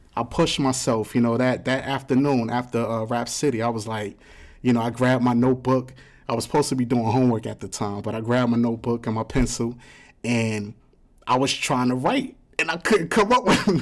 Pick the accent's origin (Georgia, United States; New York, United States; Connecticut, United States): New York, United States; New York City; I'm from the South Bronx. So, I come from a project, too